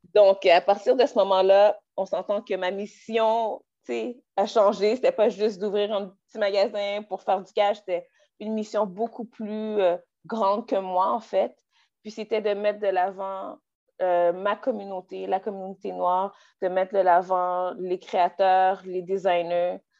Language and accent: French; Quebec, Canada; Je suis euh, née au Québec de parents haïtiens. Euh, mm. j'ai grandi au Québec, j'ai fait mon éducation au Québec